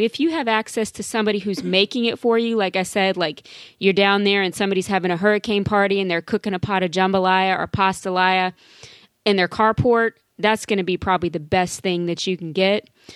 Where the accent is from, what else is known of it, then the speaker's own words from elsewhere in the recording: South Louisiana, United States; growing up in Louisiana, South Louisiana